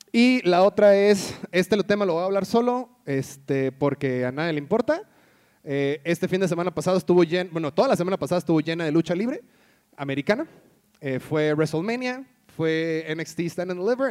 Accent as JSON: {"language": "Spanish", "town": "Tijuana", "region": "Baja California", "country": "Mexico", "tie": "born or raised there", "moved": "yes", "lives_now": "Mexico City, Mexico", "said": "crecí en Tijuana"}